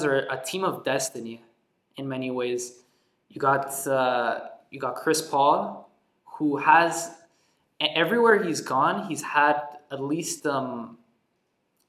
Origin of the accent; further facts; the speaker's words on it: Montreal, Quebec, Canada; we're from Montreal